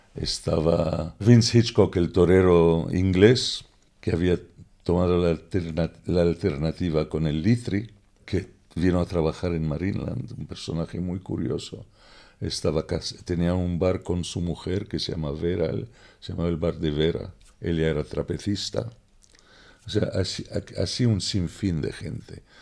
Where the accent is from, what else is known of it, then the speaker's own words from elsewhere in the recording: Alexandria, Alexandria Governorate, Egypt; also born or lived in London, United Kingdom / Ibiza, Spain; now in Mallorca, Spain; Nací en 1943 en Alejandría.